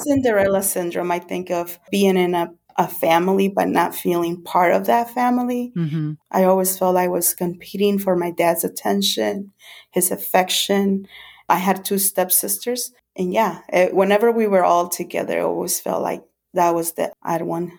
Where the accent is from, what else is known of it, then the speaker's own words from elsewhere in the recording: El Salvador; born there; Well, I was born in 1974 in El Salvador. In the early 80s, my mom and dad, they separated. So I lived with my mom and my two brothers.